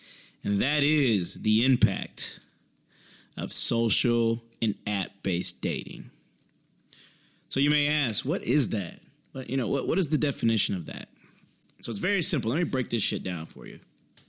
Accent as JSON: {"language": "English", "region": "Indiana", "country": "United States", "said": "You know, I'm originally from Indiana. Things close at 3 a.m."}